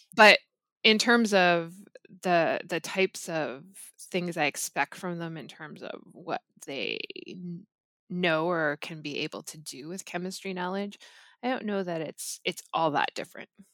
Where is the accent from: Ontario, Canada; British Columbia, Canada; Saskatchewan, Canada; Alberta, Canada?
Ontario, Canada; Gravenhurst; I'm from Gravenhurst, Ontario, so I'm from Muskoka, cottage country.